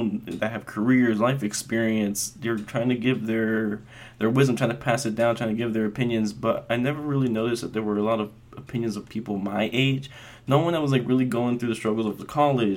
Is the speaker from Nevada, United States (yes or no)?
yes; Las Vegas, Nevada, United States; I was actually born and raised in Vegas to a very proud Mexican family